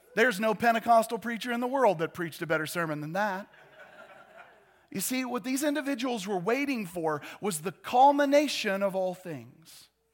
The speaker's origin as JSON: {"language": "English", "country": "United States", "said": "I love being an American"}